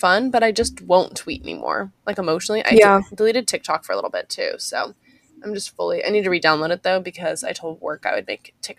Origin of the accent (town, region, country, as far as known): Puyallup area, Washington, United States; born or raised there; moved away